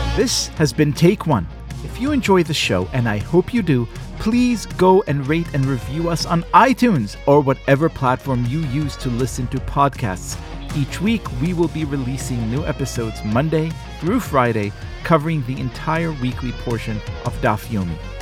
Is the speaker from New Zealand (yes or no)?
no; Israel; moved away; I grew up in Israel